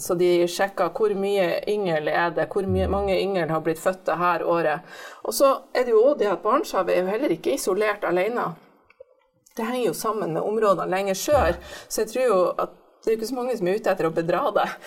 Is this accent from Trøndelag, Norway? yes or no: no; Bodø, Nordland, Norway; accent: Nordland dialect; moved away; Jeg vokste opp i Bodø